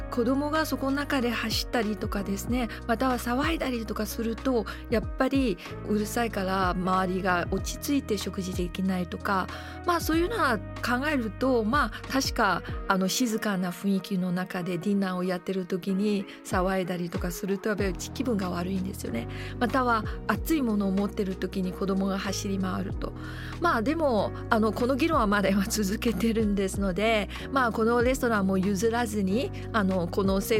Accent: Singapore; now in Japan; 私小さい時からもうシンガポールは罰金っていうのは分かってます

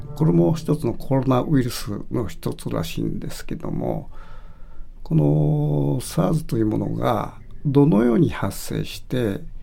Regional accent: Kitakyushu, Fukuoka, Japan; moved away; 北九州市の僕の出身地

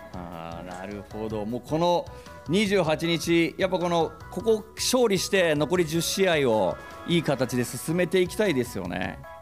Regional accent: Aichi, Japan; 僕は愛知県出身なんですけど

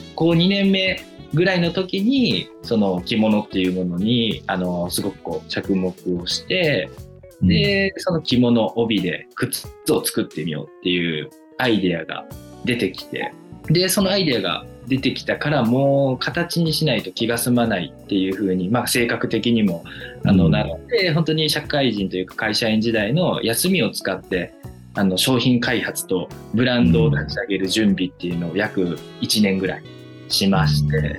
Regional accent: Kyoto, Japan; もともと京都生まれ京都育ちであまり外に出ることがなかった

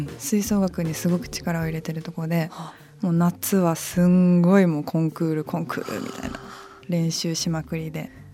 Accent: Kagoshima, Japan; now in Tokyo, Japan; 私鹿児島出身

